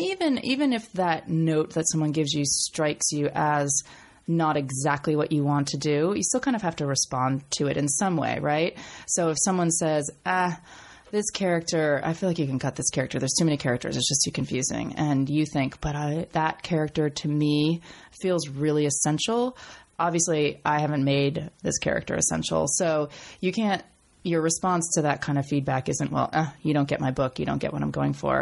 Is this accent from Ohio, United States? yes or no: no; Portland, Maine, United States; moved away; I came from Maine, right? I went to a public school in Maine